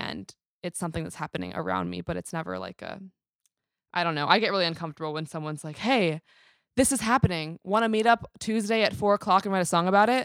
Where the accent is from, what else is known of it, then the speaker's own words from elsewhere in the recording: New York City, New York, United States; now in Long Beach, United States; Born and raised in New York City, currently based out of Long Beach, California